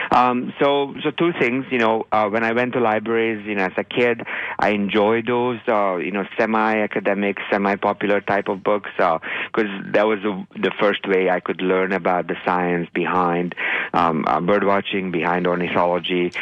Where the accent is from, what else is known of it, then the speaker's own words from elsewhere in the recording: Hungary; moved away; growing up in Hungary